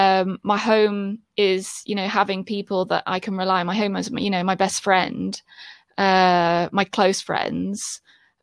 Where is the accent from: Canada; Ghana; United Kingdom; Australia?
United Kingdom; So I'd say to people, you know, I'm British.